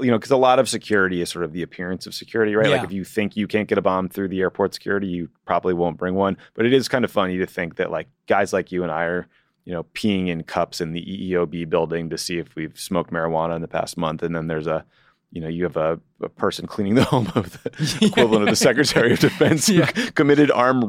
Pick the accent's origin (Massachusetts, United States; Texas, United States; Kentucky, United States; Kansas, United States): Massachusetts, United States; Boston; There just wasn't a location near me growing up in Boston.